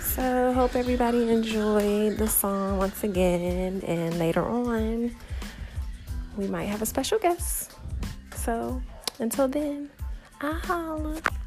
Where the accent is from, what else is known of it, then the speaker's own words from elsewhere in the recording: Detroit, Michigan, United States; I'm from Detroit